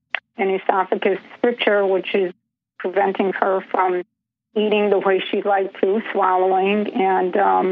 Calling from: Chicago, Illinois, United States; I'm calling from Chicago, Illinois.

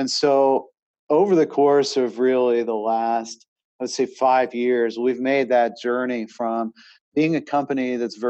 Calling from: Charlotte, North Carolina, United States

